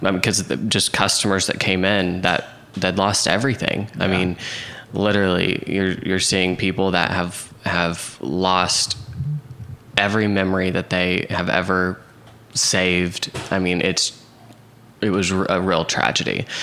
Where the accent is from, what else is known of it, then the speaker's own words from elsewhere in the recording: Oklahoma City, Oklahoma, United States; Yep, Oklahoma City. You're Southwest Oklahoma City, and okay. then I uh, went